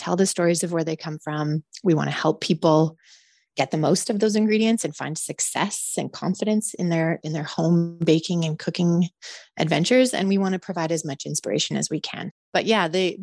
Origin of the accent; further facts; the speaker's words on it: Calgary, Alberta, Canada; I grew up in the prairies. I grew up very connected to the agricultural community, even though I am from Calgary